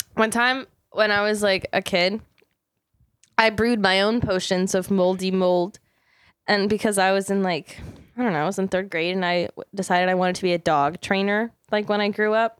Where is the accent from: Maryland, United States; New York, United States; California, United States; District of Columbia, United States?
Maryland, United States; moved away; my hometown of Maryland